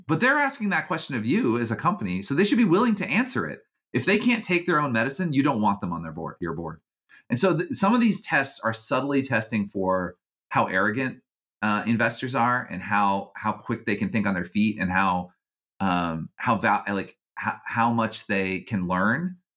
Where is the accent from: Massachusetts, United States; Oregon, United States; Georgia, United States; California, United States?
Georgia, United States; moved away as an adult; I grew up in Georgia